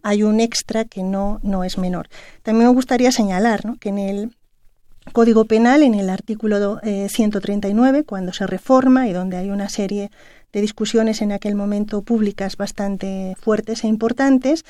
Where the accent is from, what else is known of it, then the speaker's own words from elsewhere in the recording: Mexico; México, que además somos el país de América Latina que ha firmado mayor cantidad